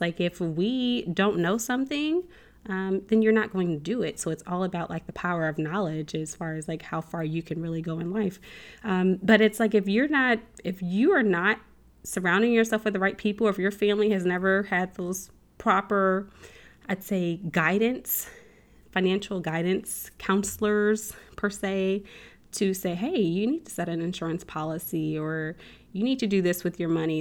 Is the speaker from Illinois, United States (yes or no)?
yes; central Illinois, United States; moved away as an adult; also born or lived in Chicago, Illinois; now in Texas, United States; I grew up in the Midwest, so, um, central Illinois, um, Chicago, I, I'm originally from Chicago, we lived in central Illinois